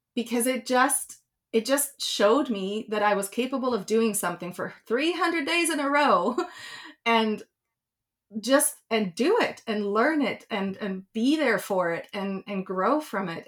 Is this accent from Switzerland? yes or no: yes; Switzerland; moved away; I grew up in Switzerland